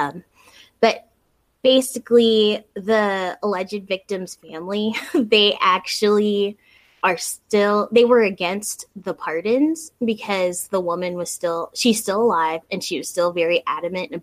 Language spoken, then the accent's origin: English; South Florida, United States; moved away; the place where we grew up, which we grew up in South Florida